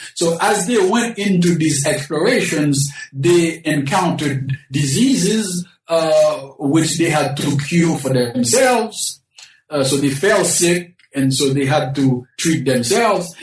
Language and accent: English; Haiti; moved away; I was born in the Caribbean, specifically in Haiti